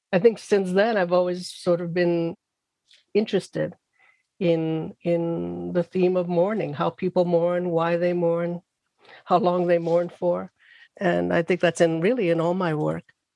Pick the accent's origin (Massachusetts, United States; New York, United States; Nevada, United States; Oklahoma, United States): New York, United States; New York City; now in Irvington, United States; I grew up in the South Bronx